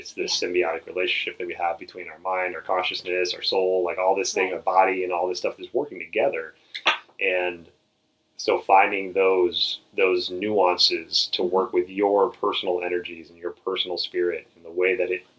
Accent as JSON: {"language": "English", "region": "the South", "country": "United States", "tie": "born or raised there", "said": "grew up in the South. I'm from the South, and it's like you pile everything on your plate, and then if you don't finish your plate, you're sitting there until you're done"}